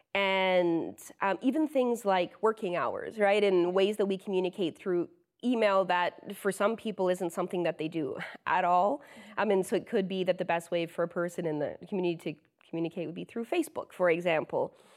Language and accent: English; London, Ontario, Canada; London is my hometown, uh, and I grew up as the oldest of five siblings